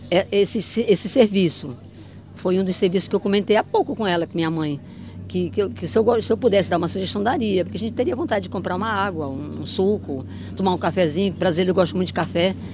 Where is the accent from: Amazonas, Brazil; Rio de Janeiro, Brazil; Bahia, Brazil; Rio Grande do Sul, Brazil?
Amazonas, Brazil; Manaus; somos de Manaus, do Amazonas.